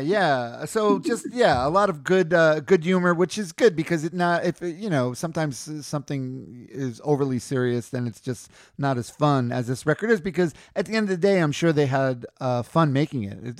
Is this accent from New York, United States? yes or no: yes; New York City, New York, United States; I'm from New York. I'm from Queens